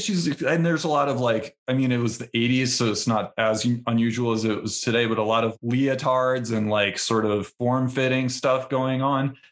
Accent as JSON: {"language": "English", "town": "Milwaukee", "region": "Wisconsin", "country": "United States", "tie": "born or raised there", "said": "I grew up in Milwaukee, Wisconsin"}